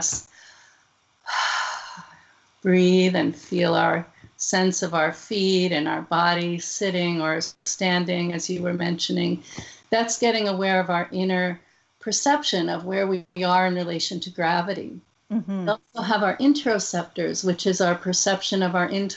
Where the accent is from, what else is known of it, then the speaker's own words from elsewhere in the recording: New Jersey, United States; I grew up in New Jersey